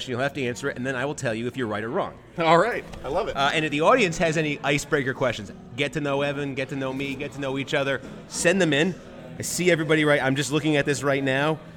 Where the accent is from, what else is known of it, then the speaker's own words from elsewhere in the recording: North Carolina, United States; moved away as an adult; now in Washington, D.C., United States; I'm from North Carolina.